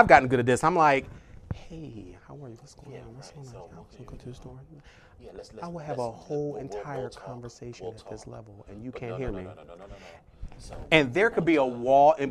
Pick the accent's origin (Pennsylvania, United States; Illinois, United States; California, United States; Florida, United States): Pennsylvania, United States; Philadelphia; I'm from Philadelphia